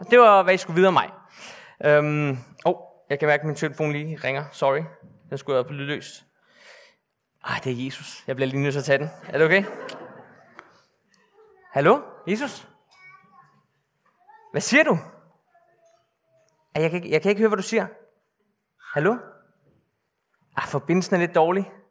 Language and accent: Danish; Bornholm, Capital Region of Denmark, Denmark; Jeg er født og opvokset på Bornholm. Jeg er kun halv Bornholmer, fordi min far, som sidder hernede, er nordmand faktisk.